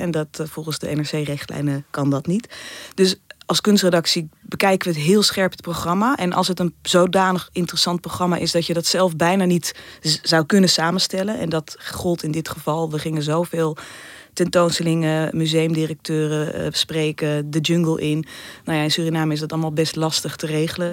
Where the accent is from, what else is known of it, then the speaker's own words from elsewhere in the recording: Netherlands; wij als Nederlanders